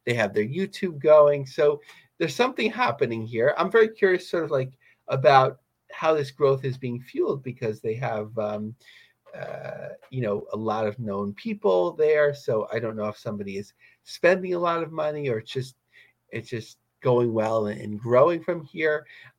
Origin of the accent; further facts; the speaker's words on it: New York, United States; as a New Yorker